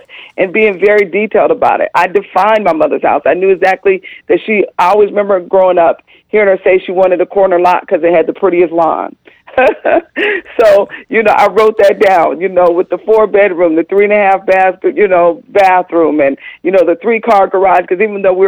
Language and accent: English; California, United States; moved away as an adult; also born or lived in Atlanta, Georgia; I'm originally from California, so here I found myself 3,000 miles away from home